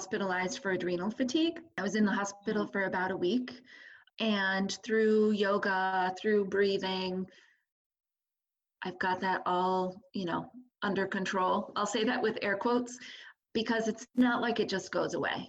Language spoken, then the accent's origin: English; Canton, New York, United States; I've lived in Canton my whole life. So I grew up in Canton and I went to school in Potsdam.